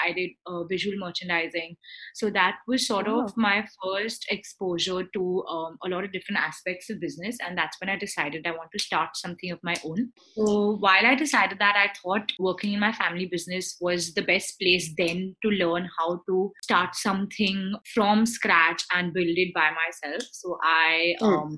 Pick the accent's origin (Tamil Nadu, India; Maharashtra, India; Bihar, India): Maharashtra, India; Mumbai; I'm from Bombay